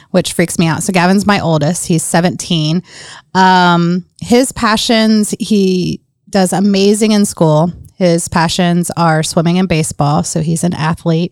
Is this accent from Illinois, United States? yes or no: no; Grant County, Indiana, United States; also born or lived in Portsmouth, Virginia / North Carolina; Moved to Indiana with my dad's job